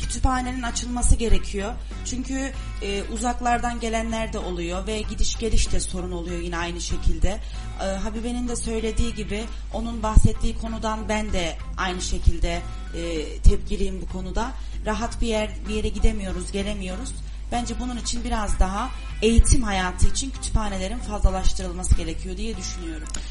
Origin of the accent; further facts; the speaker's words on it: Turkey; iyi ki de Türkiye'de doğmuşum, Türkiye'de yaşıyorum.